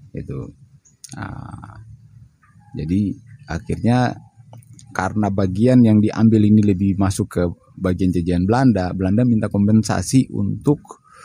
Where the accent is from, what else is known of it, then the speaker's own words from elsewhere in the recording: Papua, Indonesia; saya berasal dari Papua